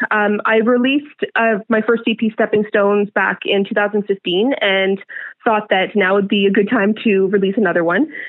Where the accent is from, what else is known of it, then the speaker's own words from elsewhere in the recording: Stratford, Ontario, Canada; also born or lived in Montreal / British Columbia; So, I'm from Stratford. Um, Stratford for the past 16 years. To be honest, throughout my childhood, I did move a lot, move around a lot. So originally, I was born in um, Montreal in Pierrefonds. Later, moved to BC.